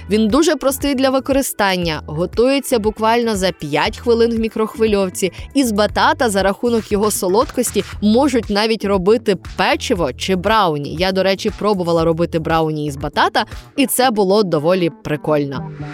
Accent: Mykolaiv Oblast, Ukraine; у моєму рідному селі на Миколаївщині

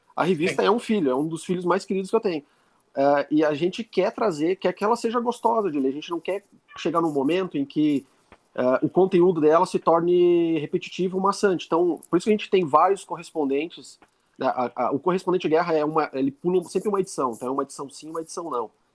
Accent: Lages, Santa Catarina, Brazil; also born or lived in Porto Alegre; eu sou de Lages

